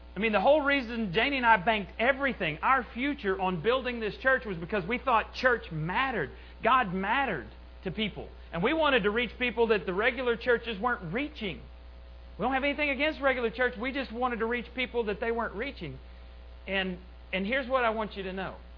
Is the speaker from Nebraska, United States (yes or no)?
no; Borger, Texas, United States; in Borger, my, my hometown where I grew up